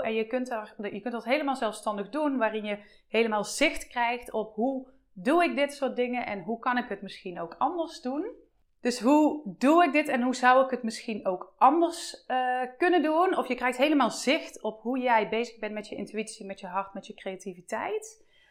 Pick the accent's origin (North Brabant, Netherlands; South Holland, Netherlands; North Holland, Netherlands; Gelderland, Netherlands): North Brabant, Netherlands; Eindhoven; ik kom uit Eindhoven, hè, dus opnieuw uit de buurt van Eindhoven.